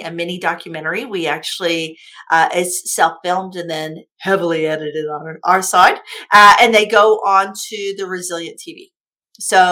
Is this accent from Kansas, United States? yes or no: yes; Kansas, United States; moved away; I came from Kansas from a trailer park. I came from a trailer park with no high school education